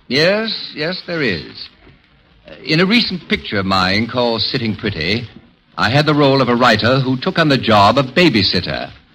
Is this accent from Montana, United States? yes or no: no; Indiana, United States; I'm from Indiana